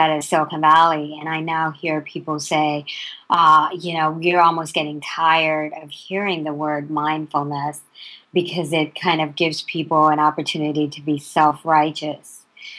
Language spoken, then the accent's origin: English; India; now in United States; I was raised in India and initially and through my early years. And then when I came to the U.S.